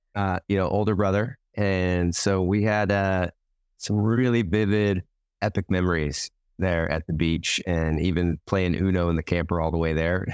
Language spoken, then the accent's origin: English; Washington, United States; now in Hawaii, United States; I grew up in Washington State